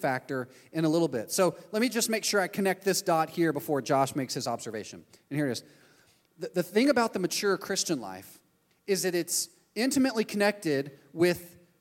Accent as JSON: {"language": "English", "region": "Texas", "country": "United States", "moved": "yes", "lives_now": "Orlando, United States", "said": "I'm from Texas. That's the country I'm from. We moved here."}